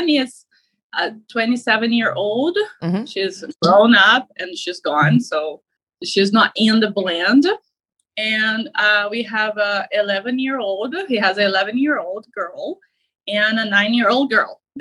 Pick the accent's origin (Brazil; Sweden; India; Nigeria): Brazil; moved away as an adult; now in United States; I am from overseas. I'm from Brazil. So I moved here to the United States to be with my mom